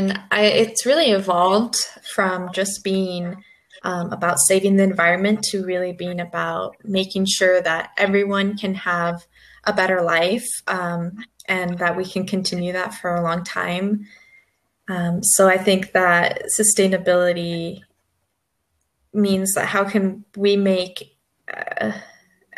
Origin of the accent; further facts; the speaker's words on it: Phoenix, Arizona, United States; I'm from Phoenix, Arizona